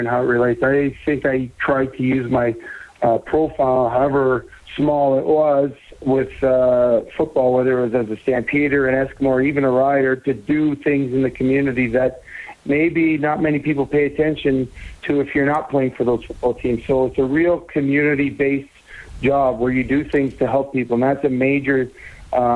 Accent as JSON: {"language": "English", "town": "Saint-Léonard", "region": "Quebec", "country": "Canada", "tie": "born or raised there", "also_born_or_lived": "Edmonton / Calgary", "moved": "as an adult", "said": "my hometown of San Leonard"}